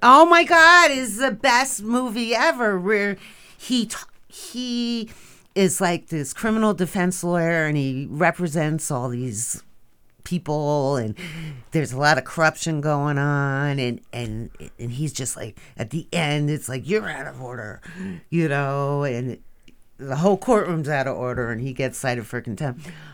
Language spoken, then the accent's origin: English; Bergenfield, New Jersey, United States; moved away; I am from a blue-collar town called Bergenfield, New Jersey